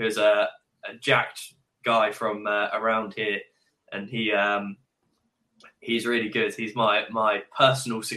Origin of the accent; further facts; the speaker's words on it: United Kingdom; us in the UK